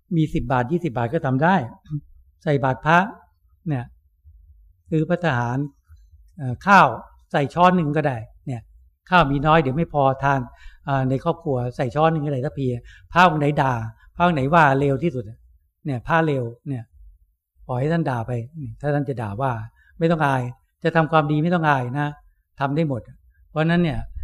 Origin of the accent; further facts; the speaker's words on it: Thailand; เราเกิดในประเทศที่มีพระพุทธศาสนาสืบต่อกันมา